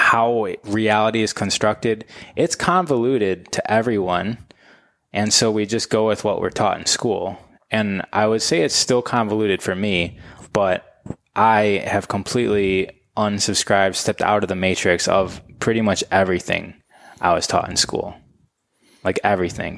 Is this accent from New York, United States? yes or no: no; Michigan, United States; moved away as an adult; now in Los Angeles, United States; I grew up in Michigan.